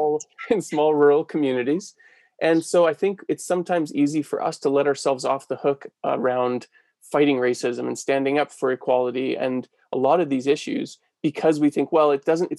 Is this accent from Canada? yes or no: yes; Central Alberta, Canada; I grew up in Central Alberta in this area.